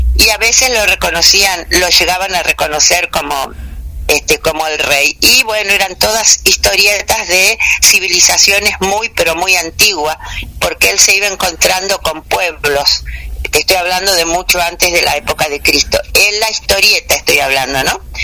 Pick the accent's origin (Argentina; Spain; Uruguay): Argentina; Victoria, Entre Ríos; Yo nací en Victoria, que es acá provincia de Entre Ríos, este, y desde muy niña estuve rodeada tanto por mi padre como mis abuelos